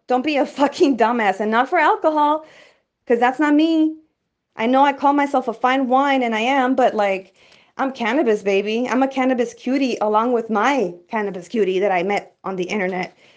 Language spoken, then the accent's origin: English; El Paso, Texas, United States; I came from the hood from El Paso, Texas